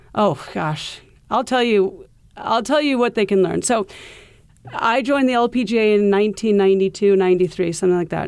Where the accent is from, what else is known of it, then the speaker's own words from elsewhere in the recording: Iowa, United States; moved away as an adult; now in New York City, United States; we grew up in Iowa